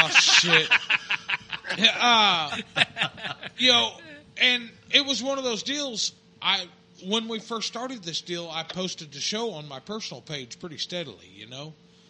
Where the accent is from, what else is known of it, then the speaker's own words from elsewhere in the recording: Oklahoma, United States; moved away; I was from Oklahoma